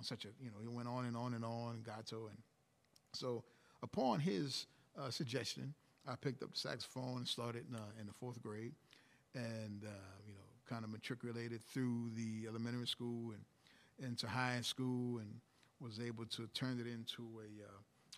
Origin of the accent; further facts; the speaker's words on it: New Orleans, Louisiana, United States; Born and raised in New Orleans